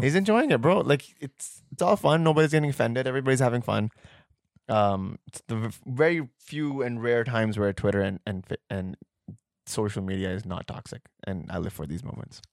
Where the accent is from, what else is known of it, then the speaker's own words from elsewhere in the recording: Pakistan; we're Pakistani